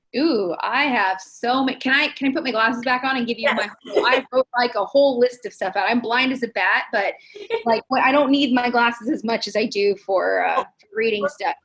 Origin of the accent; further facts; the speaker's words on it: Los Angeles, California, United States; now in San Diego, United States; They're from Los Angeles, so that's my hometown